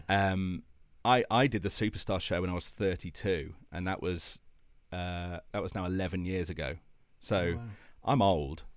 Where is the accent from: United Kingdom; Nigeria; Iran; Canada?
United Kingdom; Midlands; I grew up in the Midlands